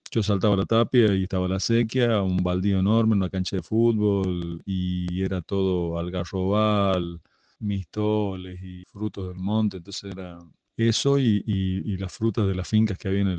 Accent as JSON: {"language": "Spanish", "region": "La Rioja", "country": "Argentina", "said": "yo soy de La Rioja Capital, de un barrio que en ese momento era periférico porque La Rioja estaba empezando a expandirse de poquito, y el barrio Facundo Quiroga, pegado a Vargas"}